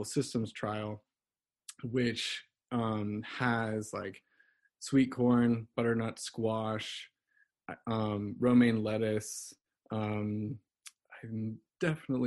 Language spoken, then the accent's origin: English; Louisiana, United States; moved away as an adult; now in Kutztown, United States; I'm originally from Louisiana, but I moved here for the Rodale